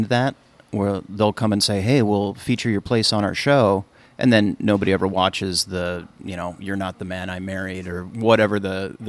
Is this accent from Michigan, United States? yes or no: yes; Kalamazoo, Michigan, United States; now in Los Angeles, United States; I grew up in Kalamazoo, Michigan.